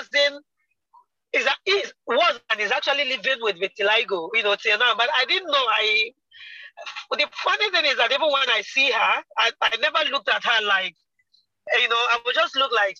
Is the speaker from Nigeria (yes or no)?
yes; eastern Nigeria, Nigeria; I am Nigerian from the eastern part of Nigeria.